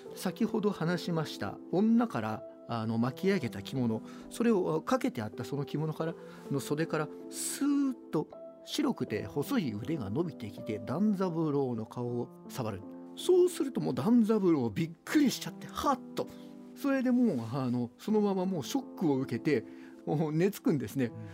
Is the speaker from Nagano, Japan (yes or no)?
yes; Iida, Nagano, Japan; 地元長野